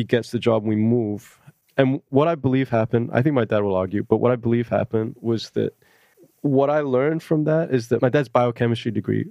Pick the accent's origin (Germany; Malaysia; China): Malaysia; moved away; I was from Malaysia